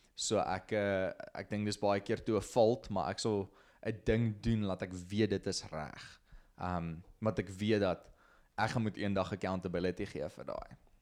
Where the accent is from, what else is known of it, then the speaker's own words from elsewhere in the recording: Potchefstroom, North West, South Africa; also born or lived in Klerksdorp; Ek kom van Potchef, gebore hierso of nie eintlik gebore hier, ek is gebore in Klerksdorp, maar heel lewe lank in Potchef gebly.